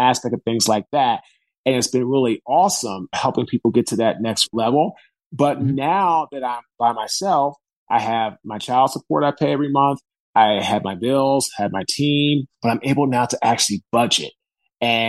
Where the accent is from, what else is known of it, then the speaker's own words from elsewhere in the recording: Washington, District of Columbia, United States; now in Raleigh, United States; I'm from Washington, D.C. I live now in Raleigh, North